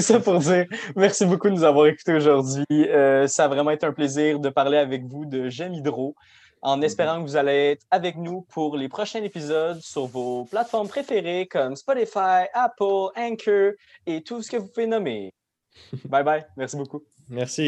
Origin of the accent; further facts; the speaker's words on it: Quebec, Canada; c'est nous les Québécois.